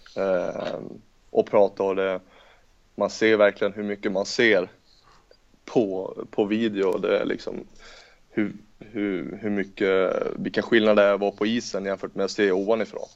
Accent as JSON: {"language": "Swedish", "region": "Norrland", "country": "Sweden", "said": "jag är norrlänning också"}